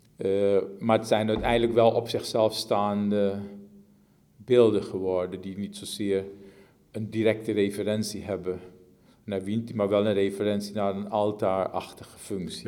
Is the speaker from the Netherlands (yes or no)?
no; Suriname; In, het, in gebieden waar ik vandaan kom, in gebieden in Suriname